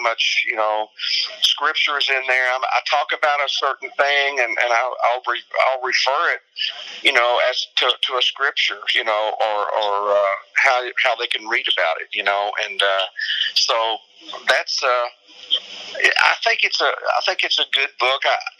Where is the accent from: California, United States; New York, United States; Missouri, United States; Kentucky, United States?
Kentucky, United States; my home state of Kentucky